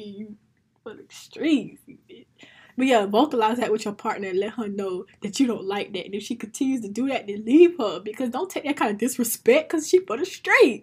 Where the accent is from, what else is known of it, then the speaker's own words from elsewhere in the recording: United States; as an American black woman